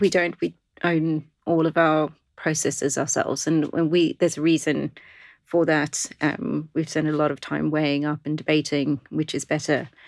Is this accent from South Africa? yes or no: yes; South Africa; moved away as an adult; now in London, United Kingdom; I'm originally South African